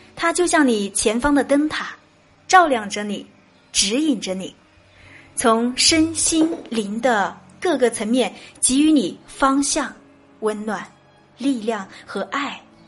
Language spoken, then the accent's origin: Chinese; Chongqing, China; 我是来自重庆的